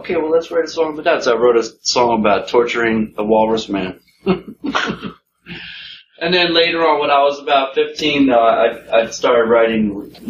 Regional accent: Philadelphia, Pennsylvania, United States; I'm from Philadelphia, and I grew up in Center City.

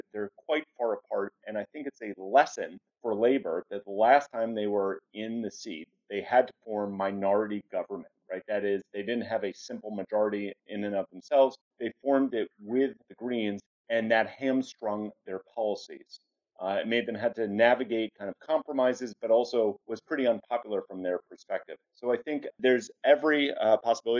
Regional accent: United States; as an American

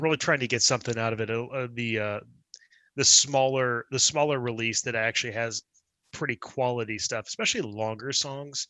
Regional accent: Dallas, Texas, United States; also born or lived in Houston, Texas; born in Houston and moved to Dallas when I was like three.

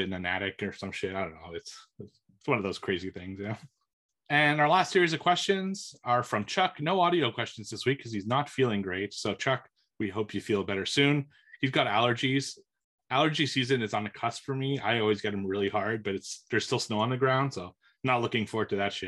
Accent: Montreal, Quebec, Canada; I grew up in Montreal

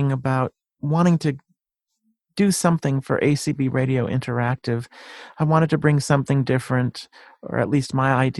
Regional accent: Bristol, Connecticut, United States; also born or lived in Manchester, Connecticut; I grew up in Bristol, Connecticut. I'm not very far from Hartford either, but I'm in Manchester.

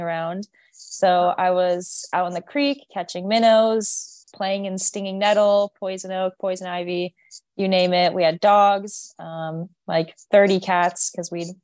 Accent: Los Gatos, California, United States; moved away as an adult; also born or lived in Los Angeles, California; now in Reno, United States; born and raised California, Bay Area, but actually on a wet farm ranch style property in the mountains of the Bay Area.

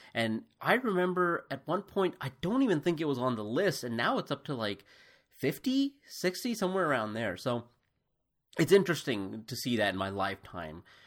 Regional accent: United States; also born or lived in India; as an Indian growing up in America who was pretty much Americanized

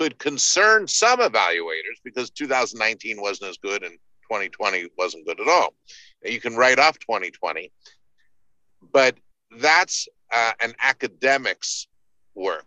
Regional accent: Baltimore, Maryland, United States; moved away; growing up in Baltimore

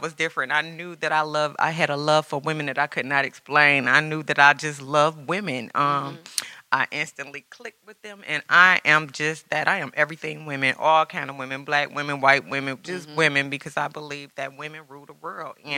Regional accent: Detroit, Michigan, United States; I grew up in Detroit. I'm a native Detroiter

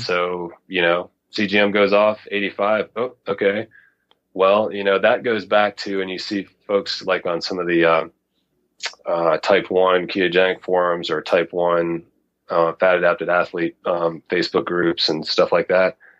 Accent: Knoxville, Tennessee, United States; now in Mountain West, United States; I actually grew up in uh, in, in Tennessee, so I'm originally from the South

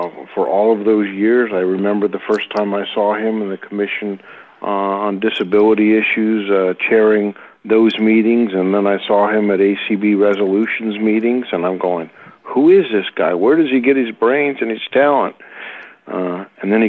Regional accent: Los Altos, California, United States; born or raised there; also born or lived in San Francisco, California / South San Francisco, California

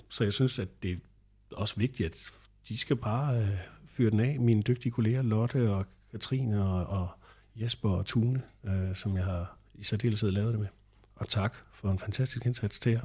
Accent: northeast of Randers, Central Denmark Region, Denmark; moved away; hvor jeg voksede op nordøst for Randers

